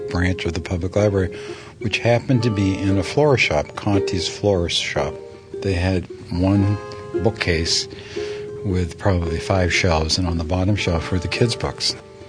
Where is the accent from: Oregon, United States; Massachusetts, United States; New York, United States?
Massachusetts, United States; Beverly; When I was a kid, I grew up in North Beverly, Massachusetts. There was a branch of the Beverly Public Library within walking distance.